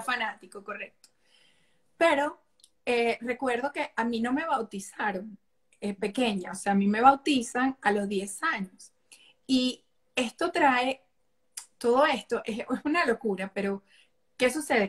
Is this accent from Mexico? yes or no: no; Venezuela; moved away; amo mi país, o sea, les enseño a mis hijos la cultura de mi país todos los días, las canciones, su plato navideño, sus arepas